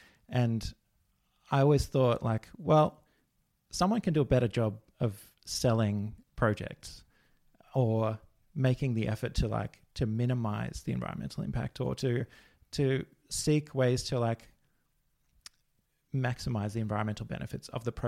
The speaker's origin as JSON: {"language": "English", "region": "Victoria", "country": "Australia", "tie": "born or raised there", "said": "We grew up in the Dandenong Ranges in Victoria, so quite connected to nature"}